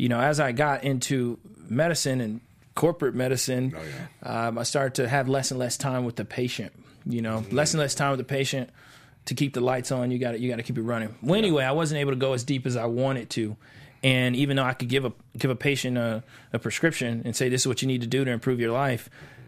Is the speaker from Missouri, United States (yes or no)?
yes; Kansas City, Missouri, United States; Kansas City, Missouri.